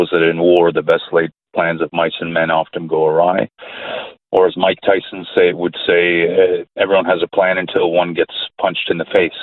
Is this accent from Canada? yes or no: yes; Canada; My parents are from that region, but I speak as a Canadian